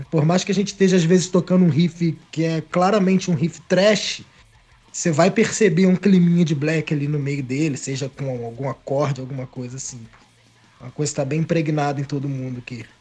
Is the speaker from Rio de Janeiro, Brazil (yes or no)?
yes; Miguel Pereira, Rio de Janeiro, Brazil; eu e o Gabriel somos naturais aqui de Miguel Pereira